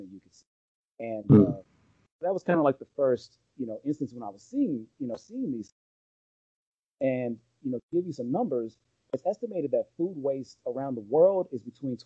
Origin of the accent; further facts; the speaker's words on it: around Los Angeles, Southern California, United States; I'm from Southern California, around Los Angeles